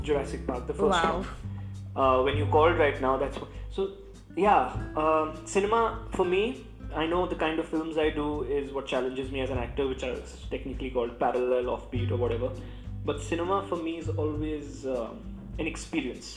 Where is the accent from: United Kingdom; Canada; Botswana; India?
India; Allahabad, Uttar Pradesh; now in Mumbai, India; I was born in Allahabad